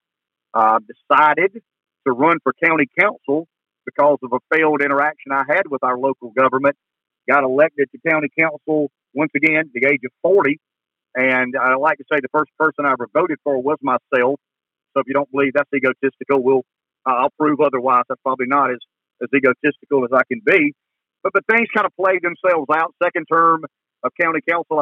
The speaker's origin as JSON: {"language": "English", "town": "Pamplico", "region": "South Carolina", "country": "United States", "tie": "born or raised there", "said": "we come from Pamplico, a little small town just east of Florence."}